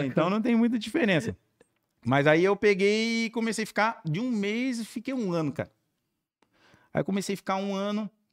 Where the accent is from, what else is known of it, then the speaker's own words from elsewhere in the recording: Pacaembu, São Paulo, Brazil; also born or lived in Campinas / Santos / Cubatão; now in Jacupiranga, Brazil; eu sou nascido em Campinas e perdi meu pai com 3, minha mãe com 11 aí eu tive que morar com meus avós em Paquembu, Paquembu, São Paulo